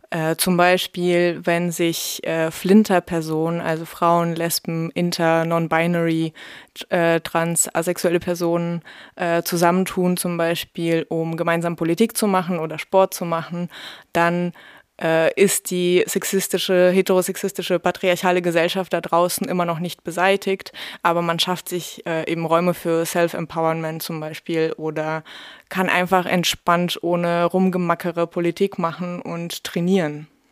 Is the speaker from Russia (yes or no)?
yes; Russia; moved away; bei mir ging es schon in der ersten Klasse los. Da wurde ich in Russland als Deutsche beschimpft